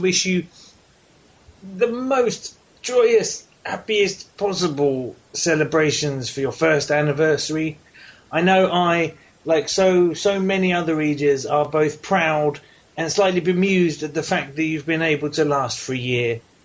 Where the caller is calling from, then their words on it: England, United Kingdom; phoning from the future all the way over here at Emergency Trousers headquarters in the Queen's finest United Kingdom of Englandshire